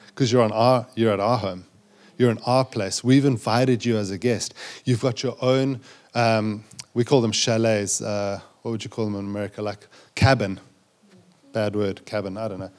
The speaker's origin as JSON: {"language": "English", "country": "South Africa", "tie": "born or raised there", "also_born_or_lived": "Zambia", "accent": "South African", "moved": "as an adult", "said": "growing up in South Africa"}